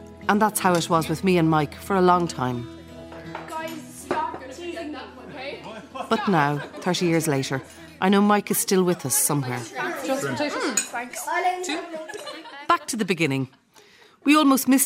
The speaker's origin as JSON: {"language": "English", "town": "Dublin", "region": "Leinster", "country": "Ireland", "tie": "born or raised there", "said": "There were 6 kids in our family, 5 girls and 1 boy. And we grew up in Dublin"}